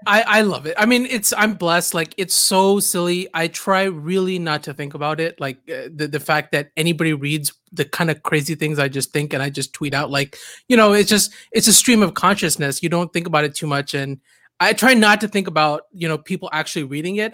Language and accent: English; Southern California, United States; also born or lived in Canada; I grew up in Southern California. I moved here, uh, in the sixth grade. Uh, I moved here from, actually, Canada